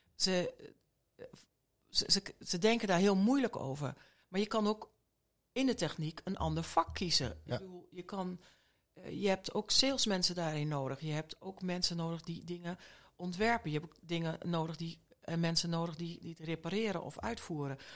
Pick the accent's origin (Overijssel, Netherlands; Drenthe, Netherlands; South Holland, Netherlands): Overijssel, Netherlands; Borne; moved away; also born or lived in Rotterdam; ik ben een echte tukker. Ik, Echt? ik ben in Borne geboren, alleen ik ben 15 jaar in Rotterdam eh, heb ik gewoond.